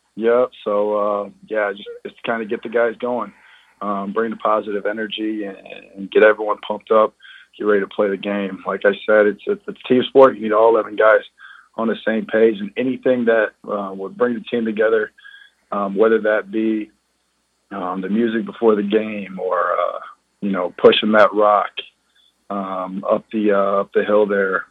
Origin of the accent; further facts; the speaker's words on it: St. Louis, Missouri, United States; St. Louis born and raised